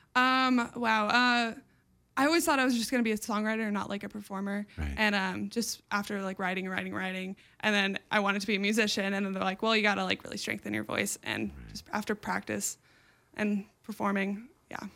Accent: Newport Beach, California, United States; I grew up just like in Newport Beach around like beachy music and like 80s pop

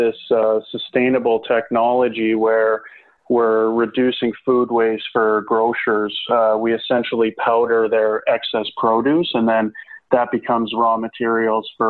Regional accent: Calgary, Alberta, Canada; play in Calgary, my hometown team, for the Hitmen

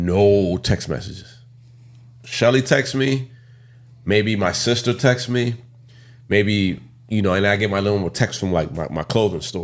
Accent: West Orange, New Jersey, United States; I'm from West Orange

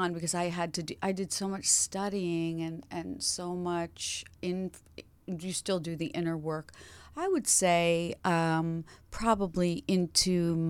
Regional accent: New York, United States; Originally, I was born in New York City.

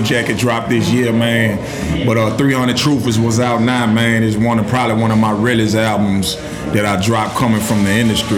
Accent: Hammond, Louisiana, United States; I'm from Hamtown, man. Everybody know, you know, Hamtown, 985, it's tatted on my arms

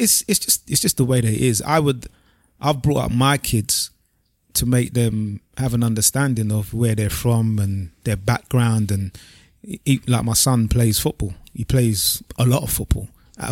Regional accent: United Kingdom; see ourselves as Nigerians born here. In the UK, that's what we are

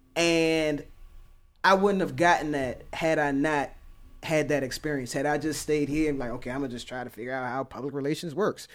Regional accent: Oxon Hill, Maryland, United States; I grew up in Oxon Hill

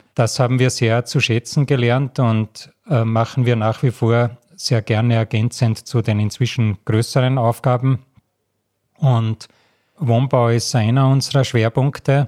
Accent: Salzburg, Austria; moved away; also born or lived in Graz; ich bin in Salzburg in den Bergen aufgewachsen

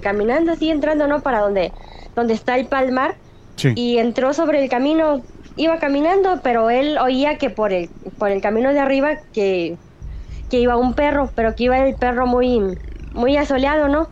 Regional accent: Querétaro, Mexico; now in State of Mexico, Mexico; yo soy del, estado de Querétaro

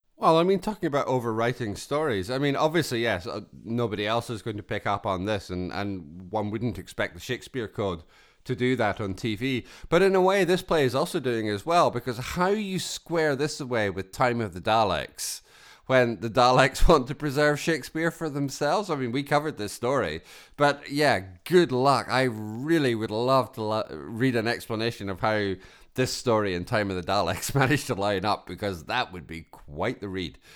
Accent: Scotland, United Kingdom; I come from Scotland

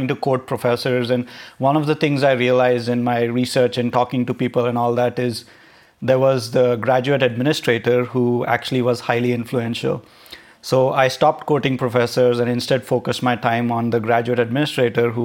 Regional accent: Nashik, Maharashtra, India; also born or lived in Mumbai, India; I was born in Bombay in India. I grew up in a town called Nasik, which is close to Bombay

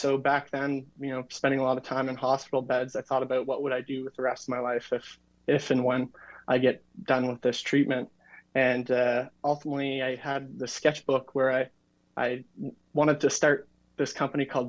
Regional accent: New Brunswick, Canada; I'm from New Brunswick, Canada

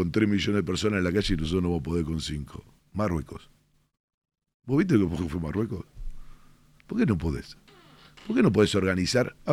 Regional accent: Argentina; yo soy un ciudadano argentino, yo dejo de ser diputado el momento que estoy alentando a las elecciones Independiente.

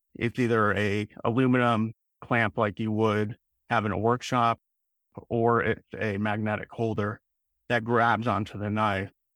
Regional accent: Illinois outside Chicago, United States; moved away; I grew up in, in Illinois outside Chicago in a small town

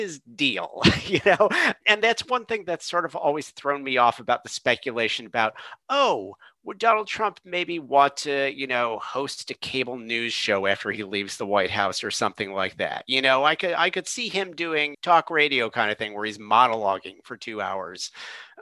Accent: Michigan, United States; I am from Michigan

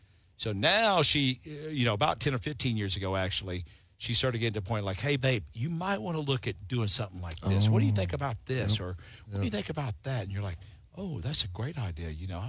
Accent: Parker County, Texas, United States; Because that's in Parker County where we are. That's right. So, and where my hometown is.

